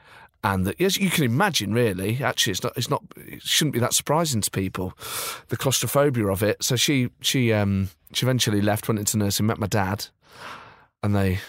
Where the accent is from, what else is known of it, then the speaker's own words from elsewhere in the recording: Nottingham, East Midlands, United Kingdom; also born or lived in Northampton; I was raised in Nottingham, but there was just this sort of anomaly that I was born in Northampton.